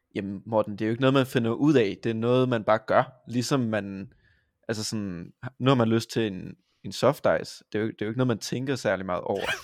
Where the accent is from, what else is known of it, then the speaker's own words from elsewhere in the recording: Vojens, Southern Denmark, Denmark; also born or lived in Haderslev; Jeg kommer fra Vojens. Jeg har ja. også boet i Haderslev